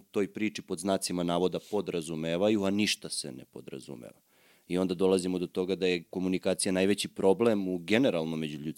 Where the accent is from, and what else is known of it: Serbia